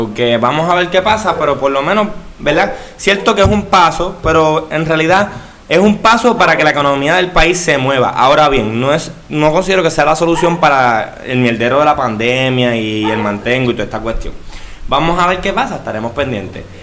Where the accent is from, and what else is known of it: Puerto Rico